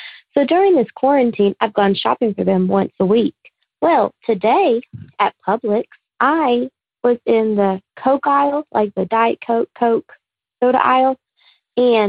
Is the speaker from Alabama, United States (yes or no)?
yes; Alabama, United States; I'm from Alabama.